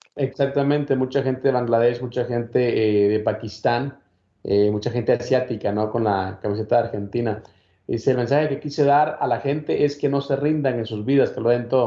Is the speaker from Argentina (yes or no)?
no; Guatemala; yo soy de Guatemala